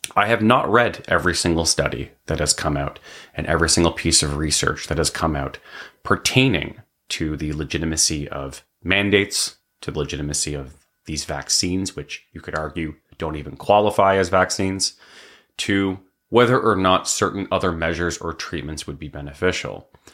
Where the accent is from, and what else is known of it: Canada